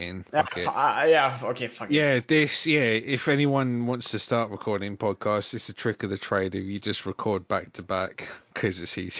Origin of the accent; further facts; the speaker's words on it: England, United Kingdom; I'm English.